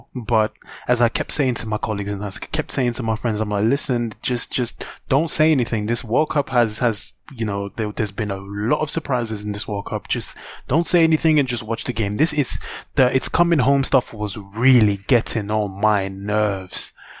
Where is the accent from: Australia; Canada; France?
France; now in England, United Kingdom; I grew up in France